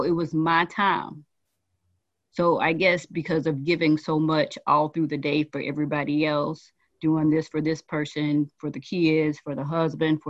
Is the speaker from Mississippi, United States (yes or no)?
yes; Mississippi, United States; moved away; I am originally from Mississippi